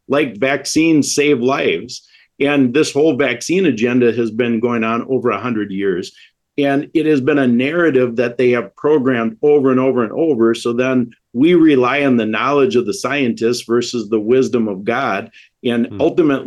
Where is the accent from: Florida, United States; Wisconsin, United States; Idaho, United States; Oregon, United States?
Wisconsin, United States; I'm from Wisconsin